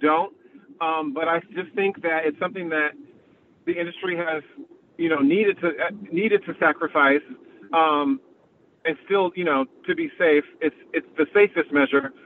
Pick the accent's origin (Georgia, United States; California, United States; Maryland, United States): California, United States; San Diego; moved away as an adult; also born or lived in New York; I grew up in San Diego